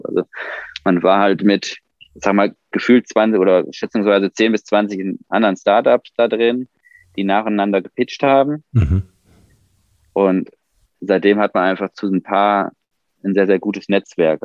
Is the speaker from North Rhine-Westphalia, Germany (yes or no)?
yes; Ruhr area, North Rhine-Westphalia, Germany; now in near Mannheim, Germany; wir kommen ja eigentlich aus dem Ruhrgebiet